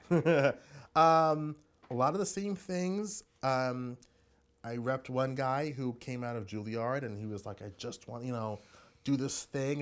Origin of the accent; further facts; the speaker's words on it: Hempstead, New York, United States; also born or lived in Brooklyn, New York; I grew up in Long Island, Hempstead